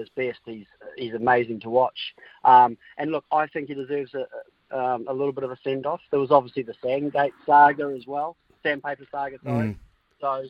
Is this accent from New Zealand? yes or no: yes; New Zealand; as a Kiwi